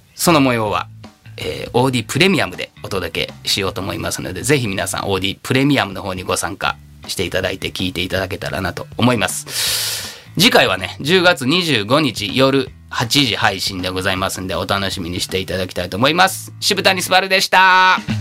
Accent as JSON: {"language": "Japanese", "town": "Takatsuki", "region": "Osaka", "country": "Japan", "tie": "born or raised there", "said": "自分が本当住んでた生まれ育った町の地元にもありますから、えー、高槻店とかね"}